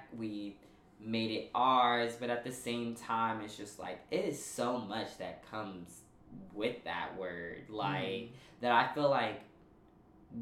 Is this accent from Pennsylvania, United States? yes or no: no; New York City, New York, United States; I grew up in Park Slope, which, for those of y'all who don't know, it's a very predominantly white neighborhood in Brooklyn